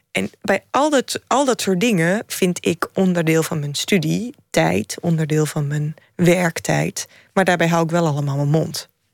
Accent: Drenthe, Netherlands; Ik ben in het noorden opgegroeid

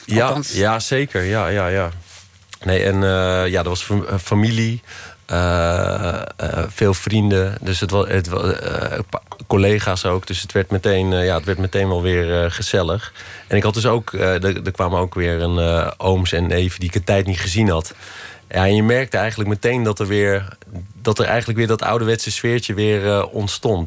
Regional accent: Loosdrecht, North Holland, Netherlands; waar ik opgegroeid ben

